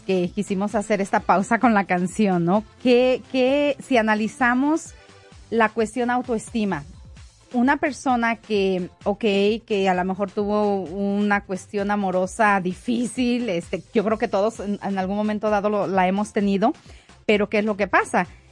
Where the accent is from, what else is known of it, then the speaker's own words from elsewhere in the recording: Mexico; also born or lived in Denver, Colorado; como mexicana, aprecio lo mexicano